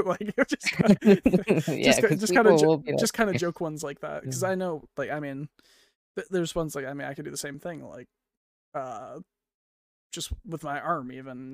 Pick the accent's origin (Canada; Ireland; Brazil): Canada; I'm Canadian